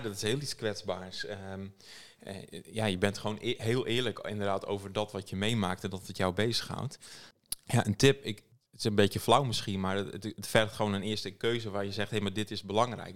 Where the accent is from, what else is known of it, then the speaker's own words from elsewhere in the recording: Friesland, Netherlands; ik ben, wat ik altijd het belangrijkste vind om te noemen is dat ik uit Friesland kom